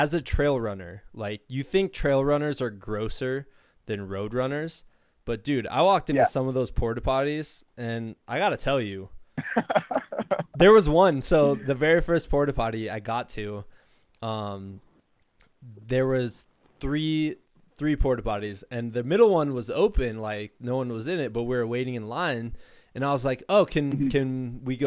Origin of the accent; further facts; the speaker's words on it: Iowa, United States; I'm from Iowa